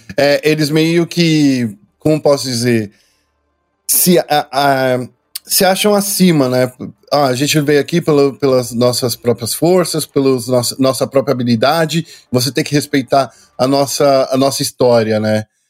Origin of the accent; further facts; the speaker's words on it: Brazil; A gente é brasileiro